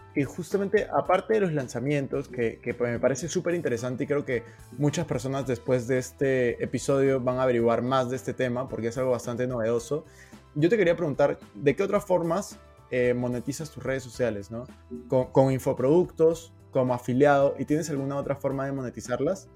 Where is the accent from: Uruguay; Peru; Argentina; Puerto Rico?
Peru; now in Spain; yo soy de Perú, pero estoy en este momento en España.